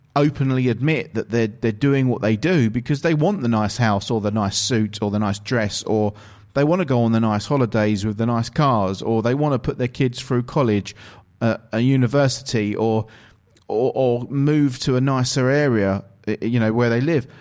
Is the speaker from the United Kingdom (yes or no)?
yes; England, United Kingdom; I'm actually from England, from the United Kingdom